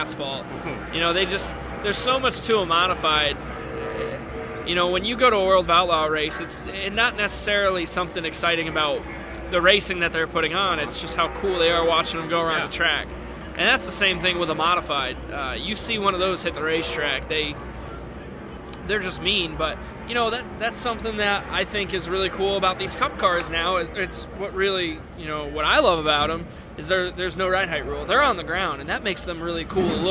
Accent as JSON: {"language": "English", "region": "Connecticut", "country": "United States", "moved": "yes", "said": "I'm from Connecticut"}